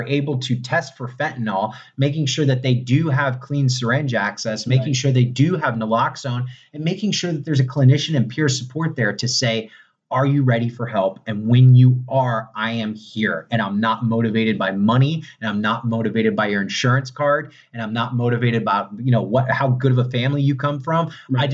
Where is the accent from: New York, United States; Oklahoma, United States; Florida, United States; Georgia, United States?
Florida, United States; Born and raised in Florida.